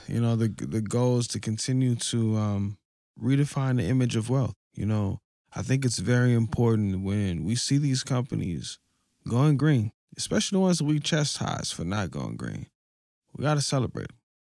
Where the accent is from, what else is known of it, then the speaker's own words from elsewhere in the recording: Denver, Colorado, United States; I'm from Denver, but, you know, coming closer to the mountains is like, it feels beautiful, you know?